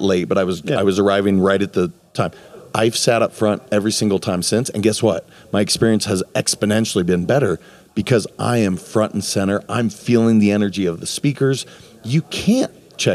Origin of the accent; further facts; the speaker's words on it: Montana, United States; now in Florida, United States; I'm from Montana originally, so this is like my backyard that I grew up with.